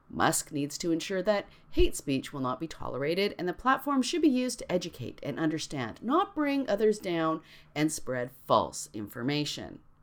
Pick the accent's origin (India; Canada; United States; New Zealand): Canada; I'm Canadian